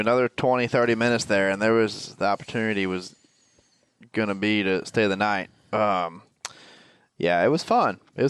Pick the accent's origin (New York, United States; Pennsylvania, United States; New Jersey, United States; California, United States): Pennsylvania, United States; moved away; where I'm from, where I was born in Pennsylvania.